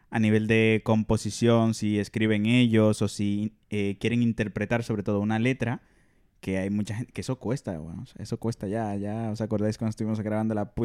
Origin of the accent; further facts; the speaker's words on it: Dominican Republic; now in Spain; como dominicano.